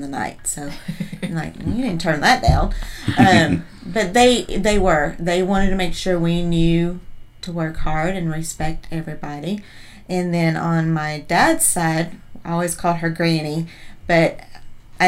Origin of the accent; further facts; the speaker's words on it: North Carolina, United States; We grew up in North Carolina, so towards the foothills of the mountains